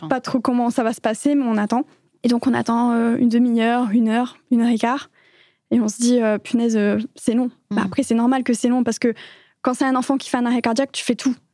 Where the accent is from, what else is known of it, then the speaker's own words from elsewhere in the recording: France; moved away as an adult; now in Belgium; je suis une Française expatriée en Belgique depuis maintenant quelques années